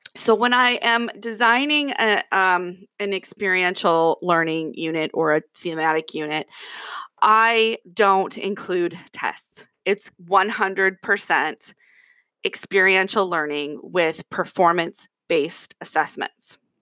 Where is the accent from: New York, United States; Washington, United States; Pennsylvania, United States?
Washington, United States; Kirkland; I'm from Kirkland, Washington